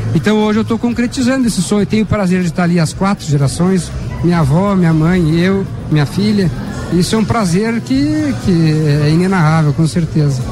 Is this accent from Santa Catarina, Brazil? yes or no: yes; São Joaquim, Santa Catarina, Brazil; Eu sou natural de São Joaquim